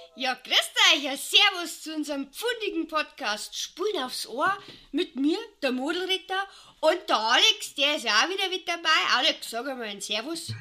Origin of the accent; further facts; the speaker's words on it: Munich, Bavaria, Germany; ich bin ja quasi München oder Oberbayern